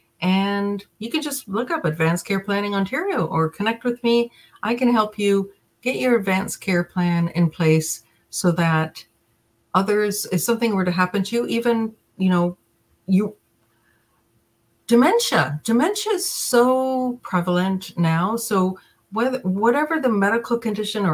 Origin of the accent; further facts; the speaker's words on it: Jamaica; I was born in Jamaica.